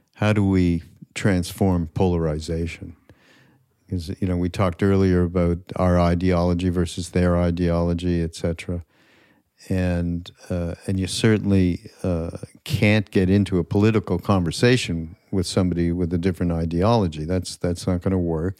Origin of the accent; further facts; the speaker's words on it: Canada; now in United States; Canadian. I'm from Canada